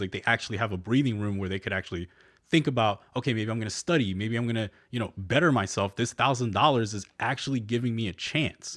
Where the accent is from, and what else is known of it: New Jersey, United States; born or raised there; moved away